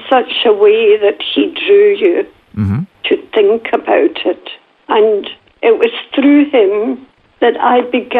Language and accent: English; Glasgow, Scotland, United Kingdom; accent: Northern Scottish; now in Jamisontown, Australia; when I went back to school in Glasgow, my accent was so bad that the other children would laugh at me